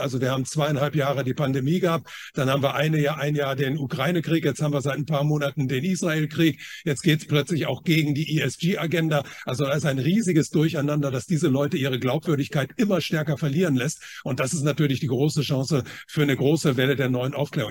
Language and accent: German; China; moved away; ich bin ja in China geboren